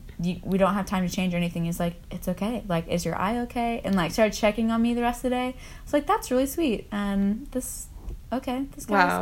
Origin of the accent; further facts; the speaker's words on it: Nashville, Tennessee, United States; now in Chattanooga, United States; I am originally from Nashville. I'm apparently one of those rare Nashville natives. And now living in Chattanooga. I'm 23.